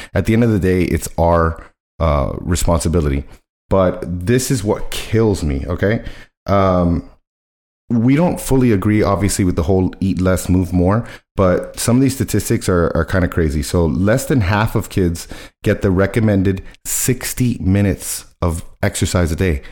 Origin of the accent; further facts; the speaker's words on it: Miami, Florida, United States; I was born in Miami, raised in Miami